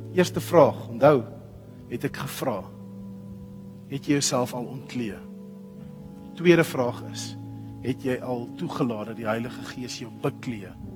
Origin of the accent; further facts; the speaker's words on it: Pretoria, Gauteng, South Africa; As jy wil weet waar ek vandaan kom, trek so 'n bietjie wes. Pretoria